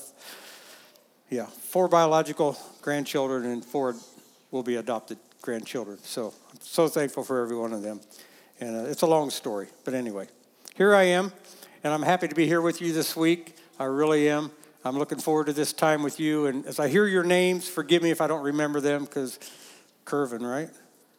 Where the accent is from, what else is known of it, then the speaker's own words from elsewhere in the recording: West Liberty, Ohio, United States; moved away as an adult; also born or lived in Oklahoma / Kansas; near Rosedale, Ohio, West Liberty, Ohio, was the town I grew up in.